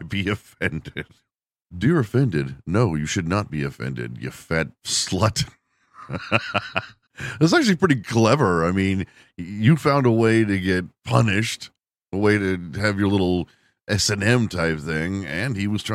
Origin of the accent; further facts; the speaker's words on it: Texas, United States; my home state